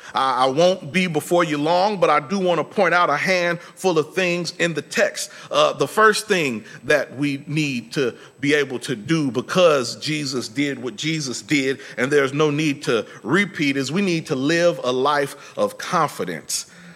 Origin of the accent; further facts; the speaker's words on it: Indiana, United States; moved away as an adult; now in Texas, United States; When I was in undergrad, I came to Texas from Indiana, and I had registered for classes.